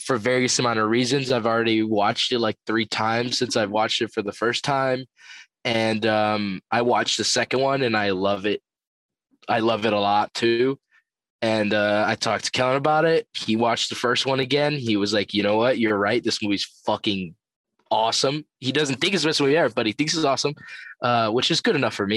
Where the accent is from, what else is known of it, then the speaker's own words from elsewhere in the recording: United States; I'm an American who was born in 2001